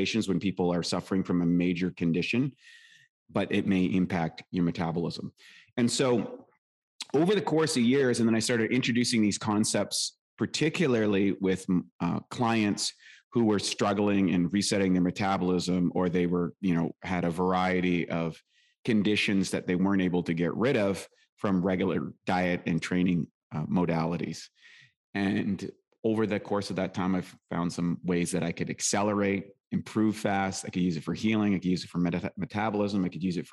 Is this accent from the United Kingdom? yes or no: no; Canada; I was born in Canada. You might hear it in my accent, lived a rural life, played hockey